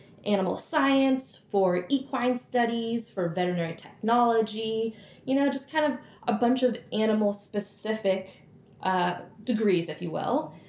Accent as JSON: {"language": "English", "town": "Woodstock", "region": "Vermont", "country": "United States", "tie": "born or raised there", "said": "I grew up in Woodstock, Vermont, which is kind of in the middle of the state"}